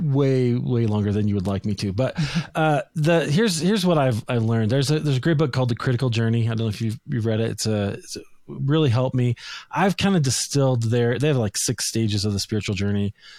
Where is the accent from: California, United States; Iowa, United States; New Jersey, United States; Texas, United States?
Iowa, United States; Des Moines; moved away as an adult; now in Denver, United States; I grew up in Des Moines, Iowa, Christian family